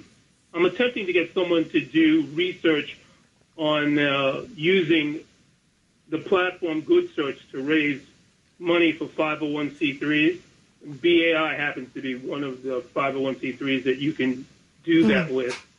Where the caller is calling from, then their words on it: Bronx, New York, United States; Bronx, New York.